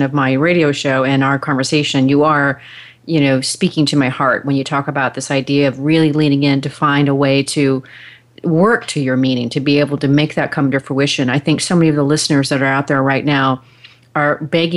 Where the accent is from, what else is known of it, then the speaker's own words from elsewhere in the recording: the Northwest, Pacific Northwest, United States; now in Dallas, United States; I'm from the Northwest originally